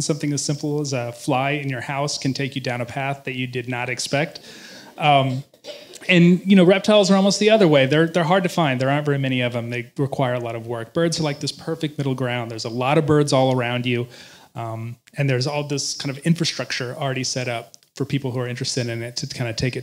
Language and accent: English; Missouri Ozarks, United States; moved away as an adult; now in North Carolina, United States; I grew up in the Missouri Ozarks